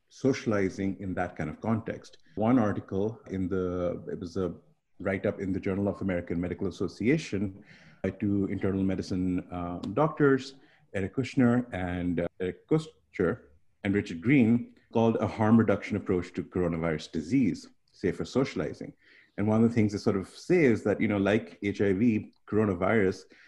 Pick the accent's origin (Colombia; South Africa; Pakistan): Pakistan; also born or lived in Canada; now in Central New York, United States; I grew up in Pakistan originally, and then I lived in Canada for about 17 years